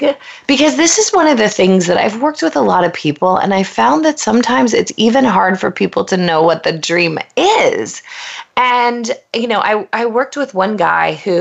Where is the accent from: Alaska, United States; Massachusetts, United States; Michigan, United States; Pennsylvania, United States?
Pennsylvania, United States; moved away as an adult; now in Los Angeles, United States; I'm a girl from Pennsylvania who knew no one coming